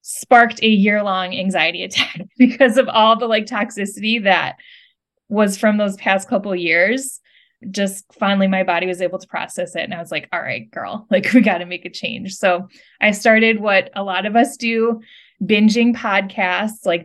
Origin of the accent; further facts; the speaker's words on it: Midwest, United States; growing up in the Midwest